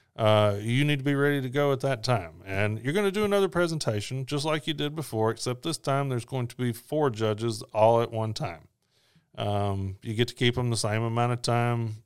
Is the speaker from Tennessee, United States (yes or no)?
yes; Memphis, Tennessee, United States; that's my hometown